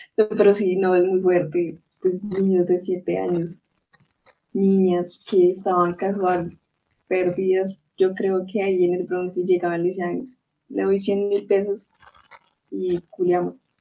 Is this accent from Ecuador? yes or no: no; Colombia; uno como colombiano